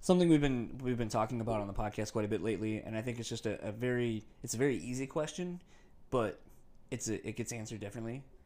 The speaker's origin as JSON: {"language": "English", "region": "East Coast", "country": "United States", "tie": "born or raised there", "moved": "yes", "lives_now": "Midwest, United States", "said": "I grew up on the East Coast, too, around that same time."}